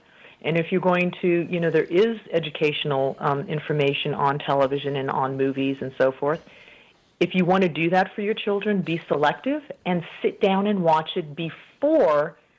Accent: Colorado, United States; moved away as an adult; So I'm a native of Colorado, but I moved overseas quite early. Actually, I had not yet finished college.

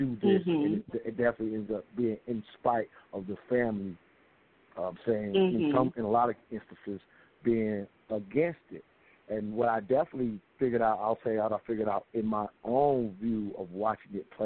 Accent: South Carolina, United States; now in Atlanta, United States; we're here in Atlanta, and I grew up in South Carolina

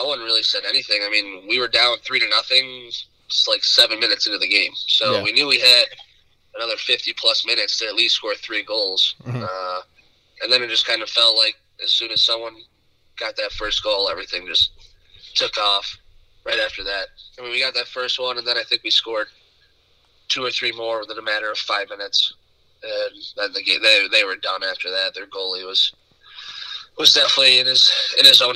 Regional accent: Rochester, New York, United States; I'm from Rochester, New York

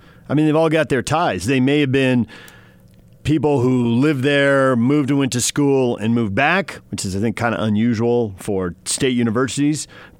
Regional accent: San Diego, California, United States; Growing up in San Diego, people root. They're from everywhere.

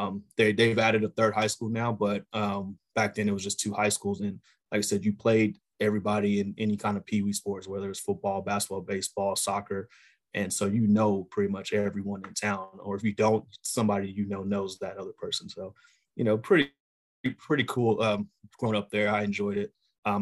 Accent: Baytown, Texas, United States; But man, Baytown is a great place to grow up back then, you know, late 80s

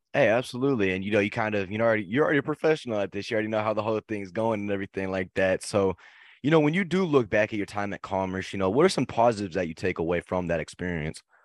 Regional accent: Barnum, Texas, United States; I'm actually from Barnum, Texas

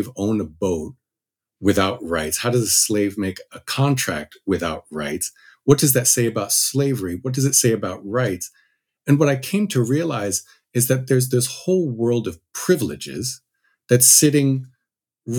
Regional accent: New Jersey, United States; I grew up in New Jersey

